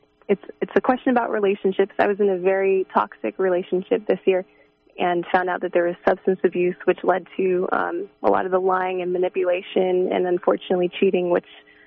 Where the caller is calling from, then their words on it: California, United States; Hi, I'm from the San Francisco Bay Area.